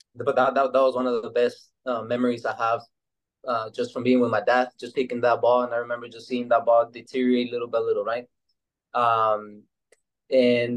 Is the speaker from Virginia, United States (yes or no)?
no; El Paso, Texas, United States; also born or lived in Ciudad Juárez, Chihuahua, Mexico; I was born in Juarez, Chihuahua, back in 1996, right? So born there, when I was about 7 years old, I moved to El Paso, Texas